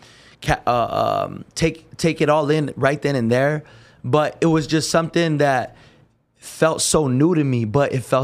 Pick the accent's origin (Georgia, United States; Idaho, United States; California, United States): California, United States; everyone from Cali, you know, we're from California